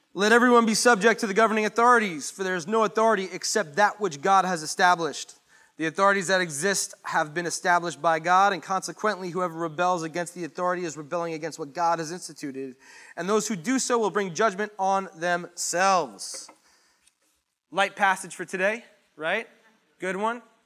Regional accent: United States; I was born in America. I'm here in America

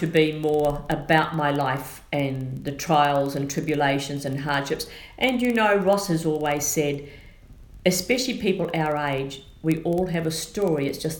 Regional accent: New Zealand; accent: Kiwi; also born or lived in Australia; now in United States; I was born and raised in New Zealand. I spent 30 years in Australia.

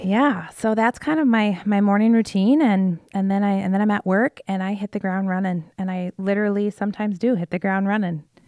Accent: Iowa, United States; from Iowa, um, born and raised

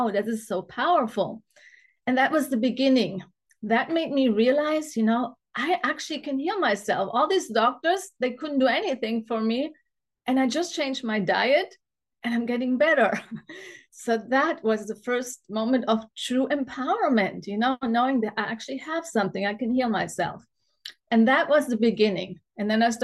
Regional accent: Germany; also born or lived in Munich; I grew up in Germany on a standard German diet

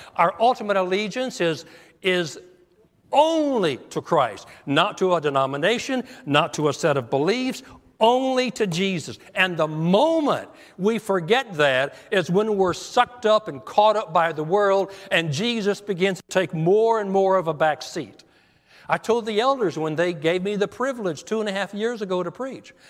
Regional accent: United States; As an American, I'm proud to be an American

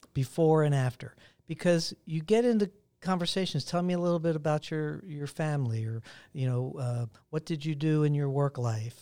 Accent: Pittsburgh, Pennsylvania, United States; moved away; Pittsburgh is a hometown, my hometown

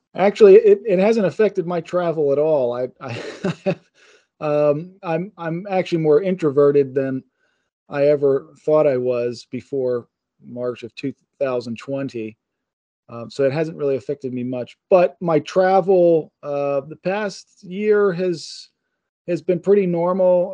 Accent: Pittsburgh, Pennsylvania, United States; I'm from Pittsburgh

